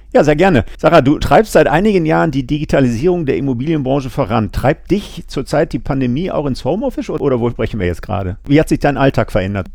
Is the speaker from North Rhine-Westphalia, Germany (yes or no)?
yes; Essen, North Rhine-Westphalia, Germany; Ich bin Kind des Ruhrgebiets